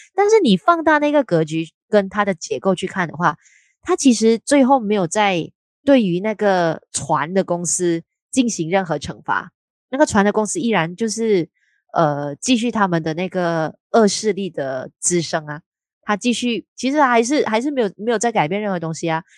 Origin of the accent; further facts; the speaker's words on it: Malaysia; 我们两位都是来自马来西亚的朋友